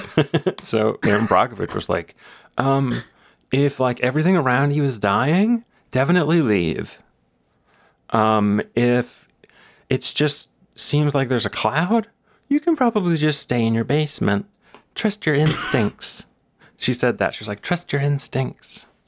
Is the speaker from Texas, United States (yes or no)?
yes; Texas, United States; I'm from Texas